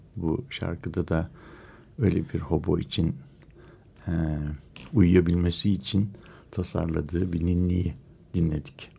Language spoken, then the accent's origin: Turkish; Istanbul, Turkey; now in Ankara, Turkey; Ankaralı demeyelim de Ankara sakini diyelim İstanbulluyuz.